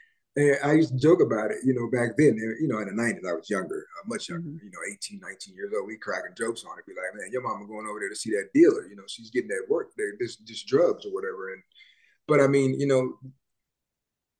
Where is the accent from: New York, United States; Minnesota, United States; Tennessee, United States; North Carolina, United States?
Tennessee, United States; Memphis; I grew up in Memphis. I'm from Memphis